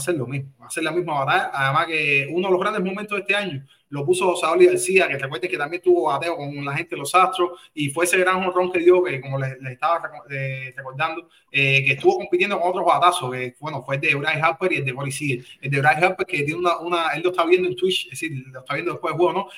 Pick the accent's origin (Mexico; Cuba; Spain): Cuba; now in United States; nosotros somos cubanos